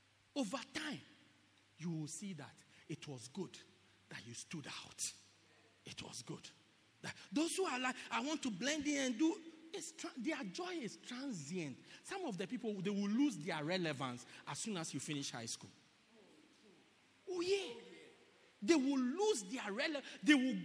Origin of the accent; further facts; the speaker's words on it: South Africa; I'm a God's girl before I'm a South African. Yeah, before I'm a South African. I'm a Christian South African.